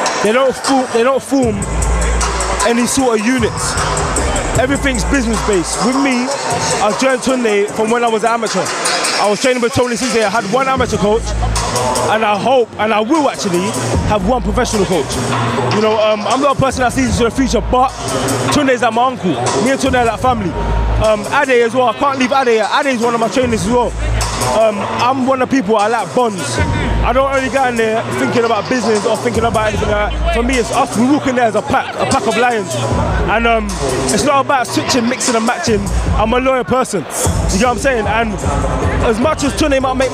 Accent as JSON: {"language": "English", "region": "England", "country": "United Kingdom", "tie": "born or raised there", "said": "right now I'm living in a country, I'm living in England. I was born in England, so I was born with opportunity"}